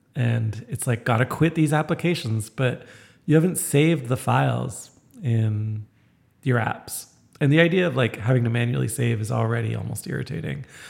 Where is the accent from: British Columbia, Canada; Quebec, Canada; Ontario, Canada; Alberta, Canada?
Ontario, Canada; Toronto; moved away; I come from Toronto